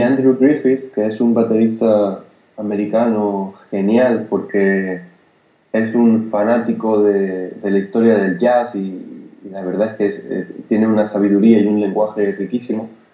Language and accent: Spanish; Granada, Andalusia, Spain; Yo soy de Granada y en, en, casa convivía con el, jazz que escuchaba mi padre